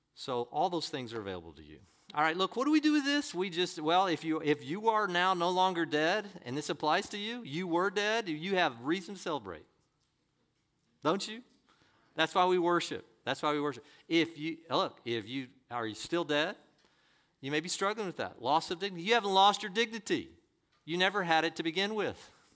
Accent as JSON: {"language": "English", "country": "United States"}